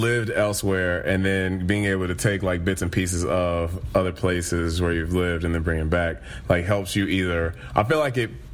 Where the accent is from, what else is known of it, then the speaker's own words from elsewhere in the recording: Nashville, Tennessee, United States; moved away as an adult; also born or lived in Louisville, Kentucky; now in Illinois, United States; I was born in Nashville. I moved away when I was a young boy, but I was raised between Louisville and Nashville.